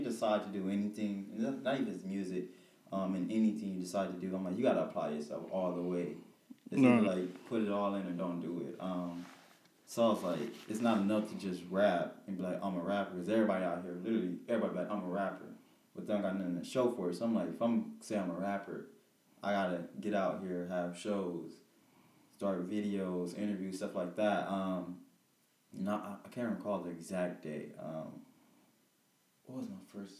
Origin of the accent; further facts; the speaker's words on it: Peoria, Illinois, United States; I'm from Peoria, Illinois